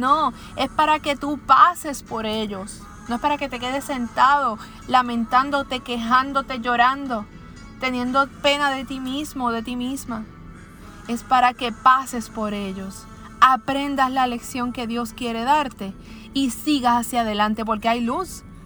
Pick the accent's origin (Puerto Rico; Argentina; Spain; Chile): Puerto Rico; aquí en mi país, en Puerto Rico